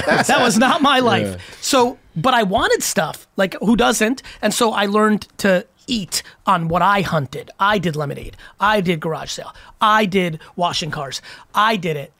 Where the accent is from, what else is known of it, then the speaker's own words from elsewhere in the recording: Edison, New Jersey, United States; also born or lived in Belarus / Queens, New York; I grew up in Queens and then Edison, New Jersey.